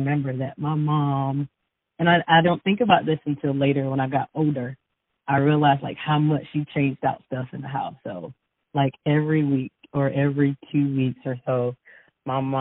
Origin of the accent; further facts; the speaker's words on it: Newberry, South Carolina, United States; I'm originally from Newberry, South Carolina. And I went to Newberry High, graduated from Newberry